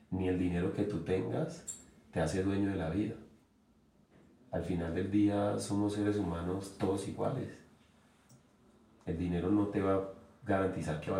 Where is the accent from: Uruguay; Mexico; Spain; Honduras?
Uruguay; moved away; es que yo me vine de Uruguay y dejé de jugar